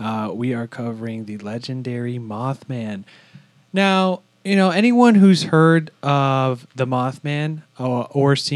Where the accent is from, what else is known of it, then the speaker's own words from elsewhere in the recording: Virginia, United States; We're all from Virginia, you know, right there by West Virginia